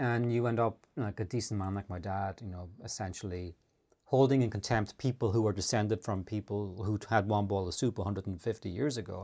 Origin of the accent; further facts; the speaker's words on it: Ireland; moved away as an adult; I grew up in the Great Depression, because in the nineteen eighties, for Irish people, it kinda was